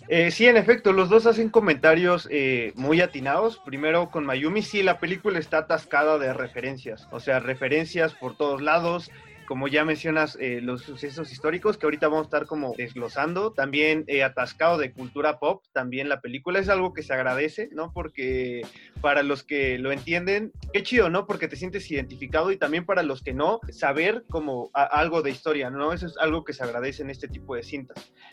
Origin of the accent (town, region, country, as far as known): Mexico